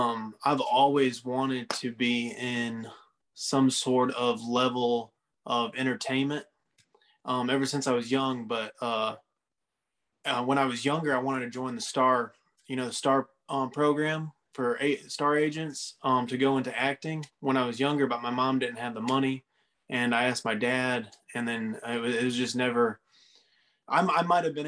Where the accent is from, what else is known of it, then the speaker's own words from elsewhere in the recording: near Cleveland, Ohio, United States; That's Cleveland, Ohio. That's like next to my hometown.